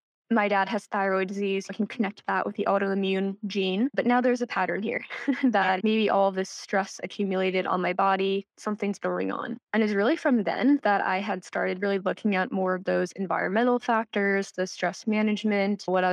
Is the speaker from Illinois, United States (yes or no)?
no; Central New Jersey, United States; I'm from New Jersey, born and raised here. Central New Jersey is a place, I promise